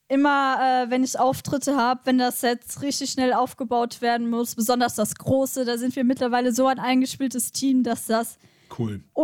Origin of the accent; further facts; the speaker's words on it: Westerwald, Rhineland-Palatinate, Germany; also born or lived in Mainz; aufgewachsen hier im Westerwald, geboren in Mainz.